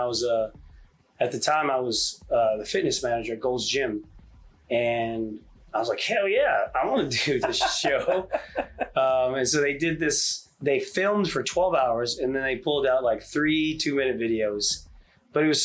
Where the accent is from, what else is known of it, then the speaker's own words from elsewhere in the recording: Richardson, Texas, United States; also born or lived in Hawaii; we moved to Texas when I was five, and graduated Richardson High School in '96